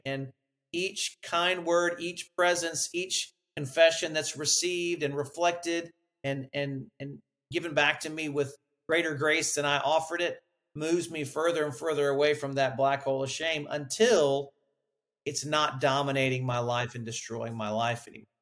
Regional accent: Huntsville, Alabama, United States; I grew up in Huntsville, Alabama, near the Space and Rocket Center.

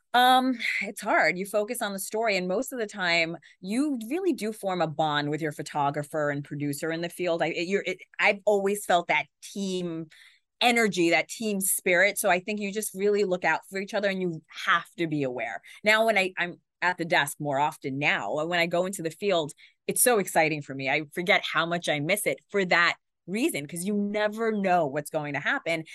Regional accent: New York City, New York, United States; moved away as an adult; also born or lived in Watertown; I grew up in Queens, which, as you know, is the most diverse place in the world, they say

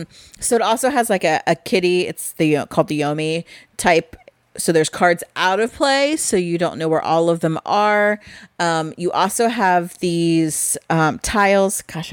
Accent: Midwest, United States; it's because we're from the Midwest.

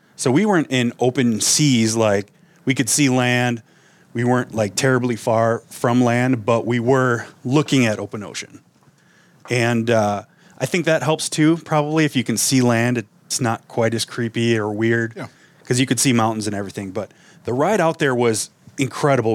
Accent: Wisconsin, United States; now in Minnesota, United States; I grew up in Wisconsin.

